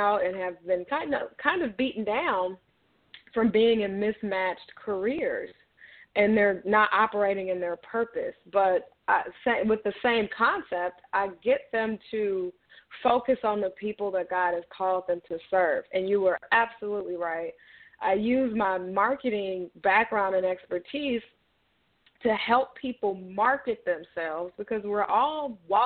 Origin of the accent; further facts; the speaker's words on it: Chicago, Illinois, United States; I am calling from the Chicagoland area, and I've pretty much been here all my life